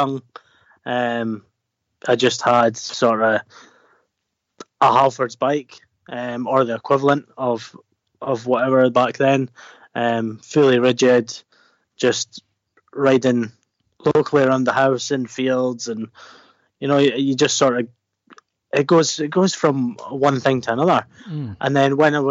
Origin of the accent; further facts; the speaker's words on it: Dundee, Scotland, United Kingdom; born and bred on the east coast.